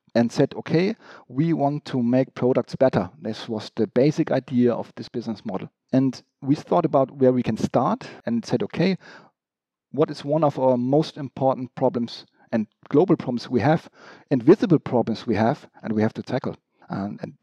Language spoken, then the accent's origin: English; Hamburg, Germany; I was born really in also in Hamburg. So I'm origin from Hamburg. I left Hamburg for some time, but I just grew up here in quite normal conditions